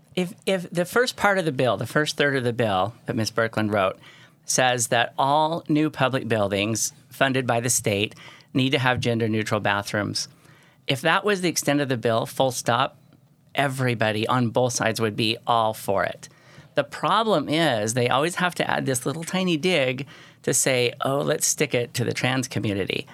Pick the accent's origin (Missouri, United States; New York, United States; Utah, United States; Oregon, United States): Utah, United States; St. George; I was from Saint George